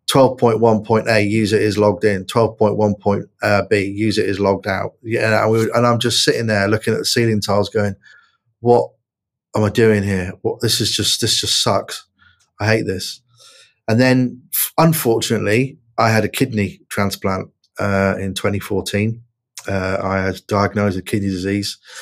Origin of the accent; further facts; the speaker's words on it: Plymouth, South West England, United Kingdom; I grew up in Plymouth uh, as a young lad.